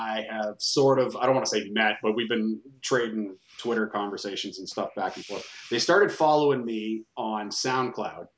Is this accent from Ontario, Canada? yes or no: yes; Ontario, Canada; We're Canadian up here